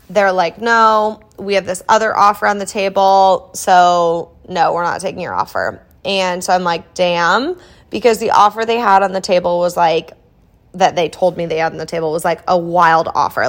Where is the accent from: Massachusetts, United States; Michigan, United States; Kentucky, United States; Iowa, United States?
Iowa, United States; moved away as an adult; now in Kansas City, United States; I grew up in Iowa